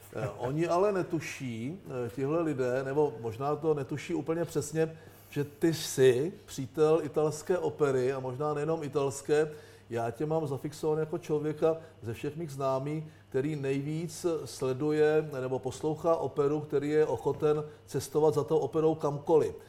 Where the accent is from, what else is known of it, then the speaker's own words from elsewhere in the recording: Czechia; my jako Češi